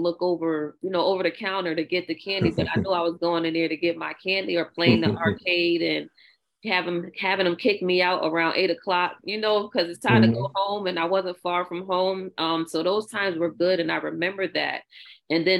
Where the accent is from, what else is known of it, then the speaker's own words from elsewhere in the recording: New Orleans, Louisiana, United States; I grew up in New Orleans